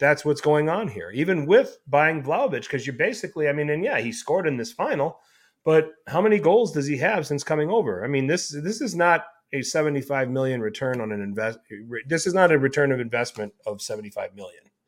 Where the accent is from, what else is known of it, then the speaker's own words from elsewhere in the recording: Milwaukee, Wisconsin, United States; I'm from Milwaukee